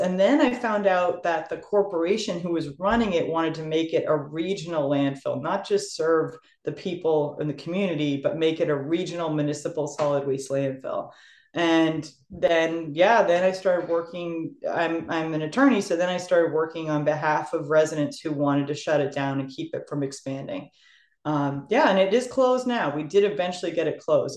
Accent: Sturbridge, Massachusetts, United States; I moved into my hometown of Sturbridge

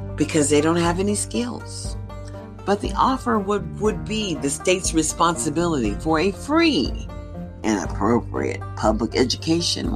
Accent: United States; I'm an American citizen

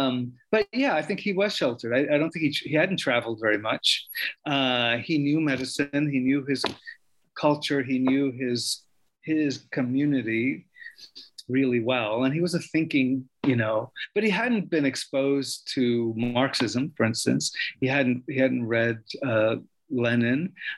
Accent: New York, United States; born or raised there

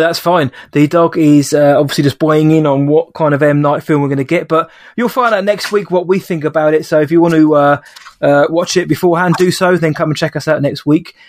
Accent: United Kingdom; I'm a Brit.

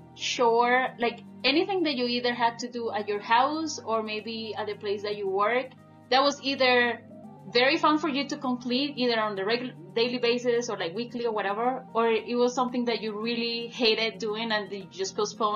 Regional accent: Colombia; now in United States; I wasn't born there. I was born and raised in Colombia.

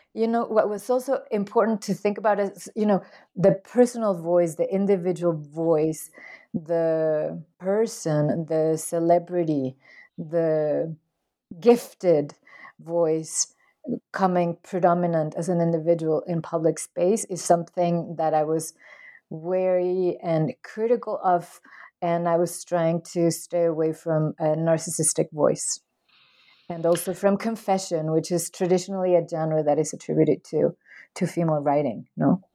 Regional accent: Mexico; I am from Mexico

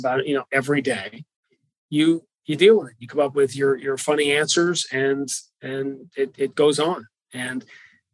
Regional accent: Northeast, United States; I grew up in the Northeast

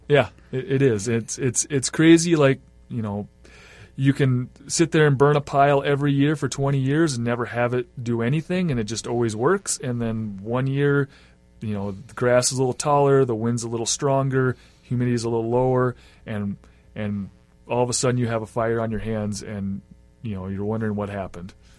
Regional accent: Iowa, United States; also born or lived in Grand Rapids, Minnesota; now in Bemidji, United States; I grew up in Iowa

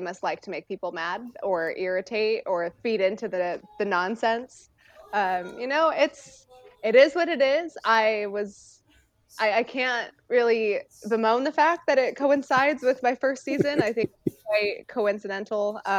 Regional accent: California, United States; I mean, growing up in the Bay Area, I was 45 minutes away from the A Stadium and the Giants Stadium.

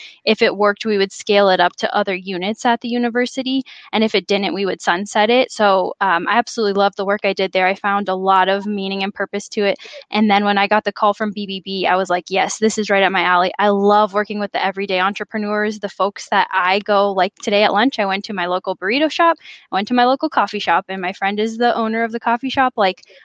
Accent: Phoenix, Arizona, United States; also born or lived in Chicago; I'm from Phoenix, a rare native Phoenician

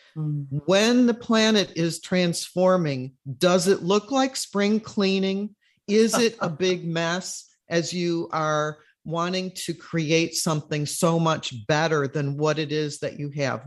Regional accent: Chicago, Illinois, United States; now in Florida, United States; when I was growing up in Chicago

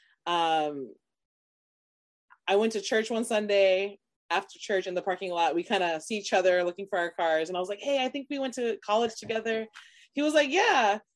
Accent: Orlando, Florida, United States; I grew up in Orlando

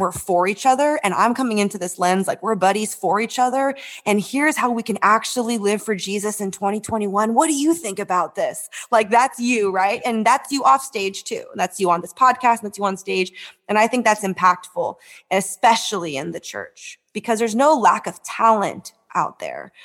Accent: San Francisco, California, United States; I grew up in San Francisco.

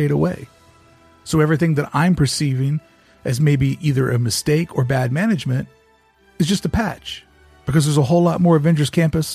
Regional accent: the South, United States; I come from the South

